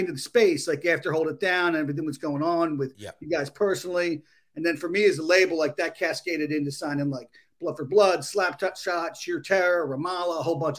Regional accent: Delaware County, Philadelphia area, Pennsylvania, United States; moved away; also born or lived in Ohio; grew up in the Philly area, what they call Delco, Delaware County, which is kind of like this blue collar. It's almost got its own vernacular, its own kind of accent.

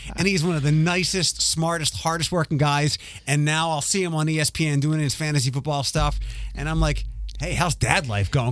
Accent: Philadelphia, Pennsylvania, United States; accent: East Coast; moved away as an adult; now in Detroit, United States; I grew up in Ph-, Philadelphia

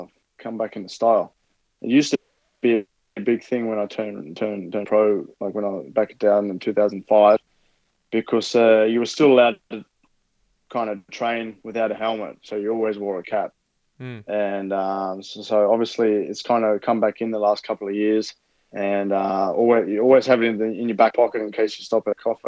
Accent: Inverell, New South Wales, Australia; moved away; I grew up as in Inverell.

